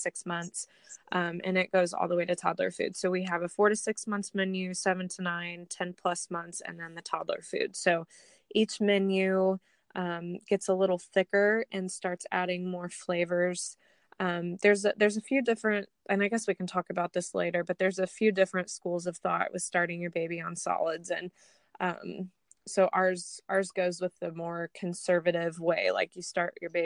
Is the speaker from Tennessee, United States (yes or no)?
no; Franklin, Indiana, United States; I've been in Indiana my whole life